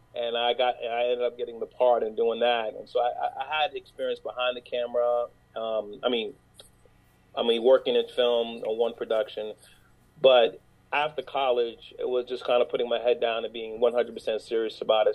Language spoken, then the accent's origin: English; New York City, New York, United States; I'm from New York. I'm from New York City. Uh, born and grew up in Brooklyn Harlem